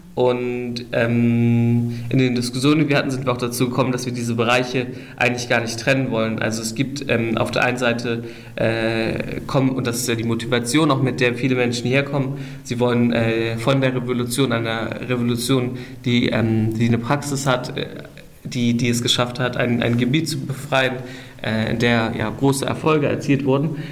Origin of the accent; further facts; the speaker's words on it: Germany; moved away as an adult; now in Rojava, Syria; ich bin eigentlich ursprünglich aus Deutschland